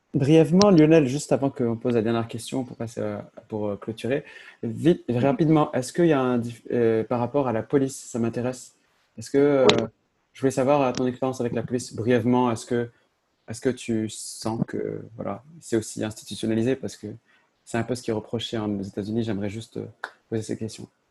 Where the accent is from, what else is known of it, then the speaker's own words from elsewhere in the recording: Agadir, Souss-Massa, Morocco; je viens de Agadir, donc Agadir, c'est une ville au sud du Maroc